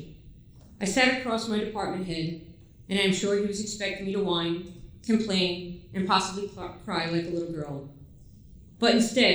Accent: New York, United States; moved away as an adult; I was raised in New York, better known as the melting pot

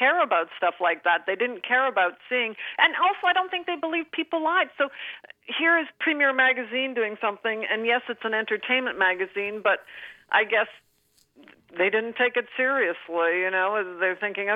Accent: Canada; I'm Canadian

